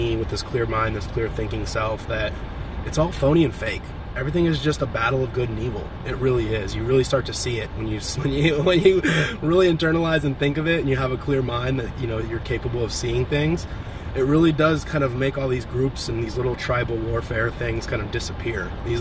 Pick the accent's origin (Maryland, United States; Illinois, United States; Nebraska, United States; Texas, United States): Illinois, United States; Champaign; moved away; also born or lived in California; Champaign, Illinois, which is my hometown where my dad is